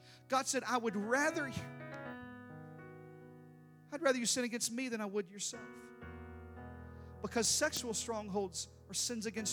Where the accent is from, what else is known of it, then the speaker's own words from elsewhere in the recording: Deep South, United States; I grew up in the Deep South